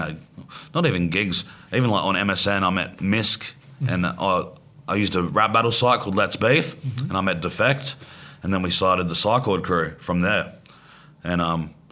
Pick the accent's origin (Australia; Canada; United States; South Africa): Australia; accent: Australian